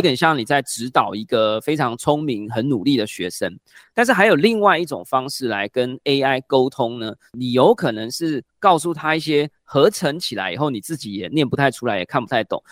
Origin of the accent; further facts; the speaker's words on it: Taiwan; first language Chinese; 我们的母语还是在台湾使用中文